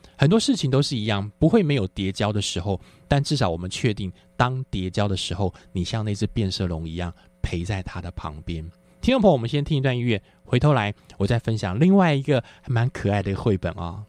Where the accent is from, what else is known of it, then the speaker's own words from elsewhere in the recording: Taiwan; 因为我是在眷村长大的，所以我们眷村的那个，那个环境呢，刚好是在市区和乡村的中间